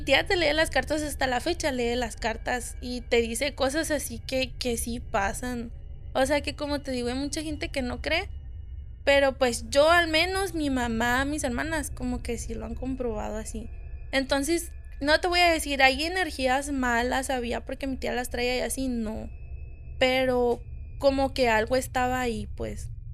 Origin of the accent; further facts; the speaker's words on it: Hermosillo, Sonora, Mexico; soy de aquí, de Hermosillo